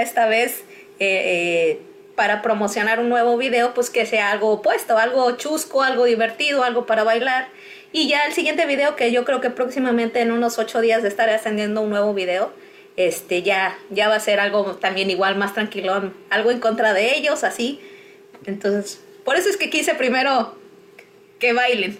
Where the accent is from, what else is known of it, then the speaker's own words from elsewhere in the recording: Cuernavaca, Morelos, Mexico; moved away as an adult; now in United States; de donde yo vengo, de la zona sur de, cerca de México, que es Cuernavaca.